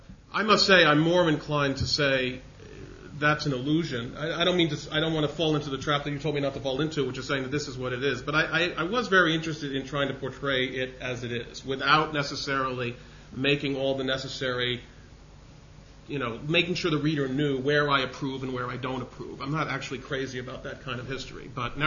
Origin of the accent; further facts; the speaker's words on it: Northeast, United States; I'm from the Northeast